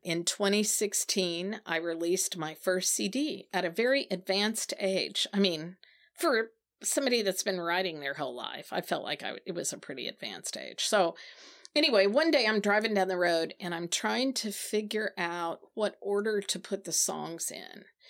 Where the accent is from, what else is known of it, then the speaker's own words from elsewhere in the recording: Branson, Missouri, United States; moved away; also born or lived in Nashville / South Carolina; I was raised in the Ozark Mountains of Southwest Missouri.